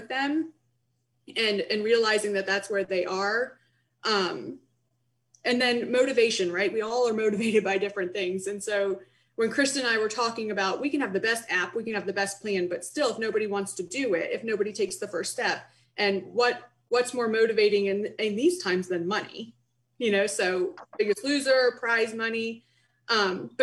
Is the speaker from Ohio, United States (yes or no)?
yes; Canton, Ohio, United States; moved away as an adult; also born or lived in Columbus, Ohio / Pittsburgh, Pennsylvania; now in Bridgeport, United States; I was born in Canton, Ohio. I attended Capital University in Columbus, Ohio.